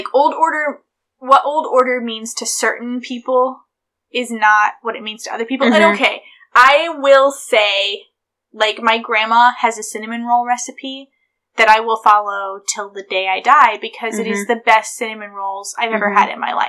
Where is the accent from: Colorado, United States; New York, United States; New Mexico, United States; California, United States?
New York, United States; born there; I was born in New York and you grew up in Ohio, and Ohio is very different.